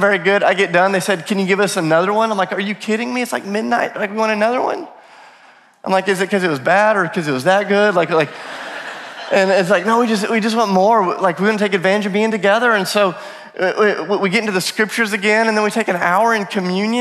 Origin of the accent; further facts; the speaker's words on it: the South, United States; I'm from the South